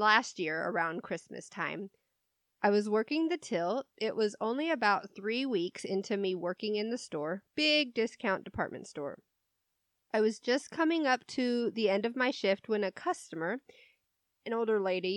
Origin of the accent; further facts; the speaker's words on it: United States; We're American